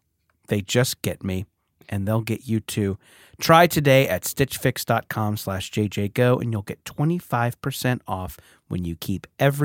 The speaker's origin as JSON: {"language": "English", "town": "San Francisco", "region": "California", "country": "United States", "said": "I'm also from San Francisco."}